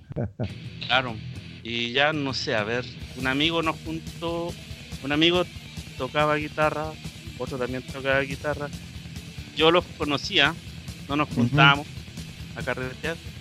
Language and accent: Spanish; Arica, Arica y Parinacota, Chile; moved away as an adult; now in Santiago, Chile; yo soy de Arica